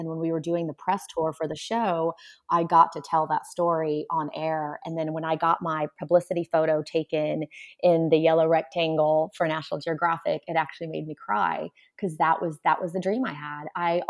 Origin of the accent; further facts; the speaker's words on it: Warsaw, Masovian Voivodeship, Poland; My mom also did not drive a car, because we came from Warsaw, Poland, where public transportation is really what everyone uses.